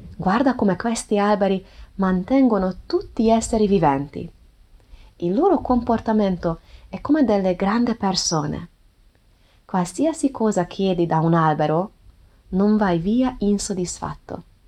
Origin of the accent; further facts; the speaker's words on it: Hungary; Italian is a second language; non sono madrelingua, sono ungherese